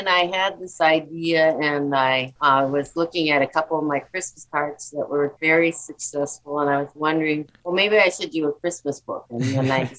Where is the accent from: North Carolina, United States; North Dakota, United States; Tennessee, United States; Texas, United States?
North Dakota, United States; Fargo; I'm from Fargo, North Dakota.